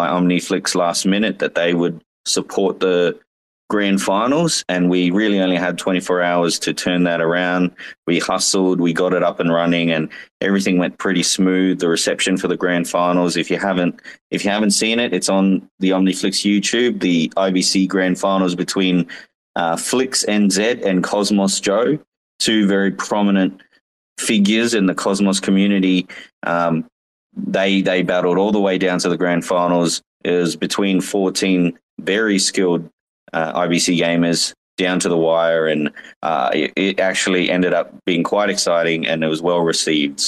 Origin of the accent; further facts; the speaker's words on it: Australia; I'm from Australia